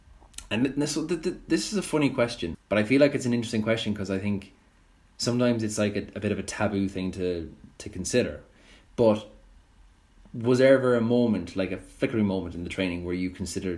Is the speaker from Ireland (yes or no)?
yes; Cork, Munster, Ireland; moved away as an adult; I was 18 when I moved from Cork to Dublin.